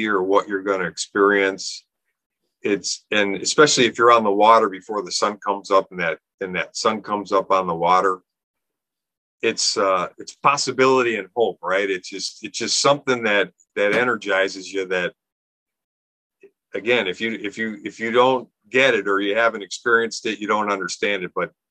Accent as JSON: {"language": "English", "town": "Garfield Heights", "region": "Ohio", "country": "United States", "tie": "born or raised there", "said": "I lived in Northeast Ohio, born and raised in Garfield Heights, a suburb of Cleveland"}